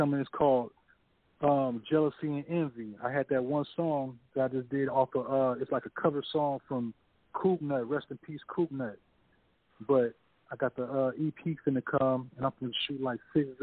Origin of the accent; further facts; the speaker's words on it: the Bay Area, California, United States; I'm from the Bay